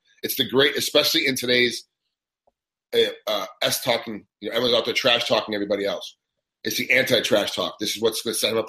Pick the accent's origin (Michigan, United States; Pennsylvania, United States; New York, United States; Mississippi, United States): New York, United States; moved away; my home state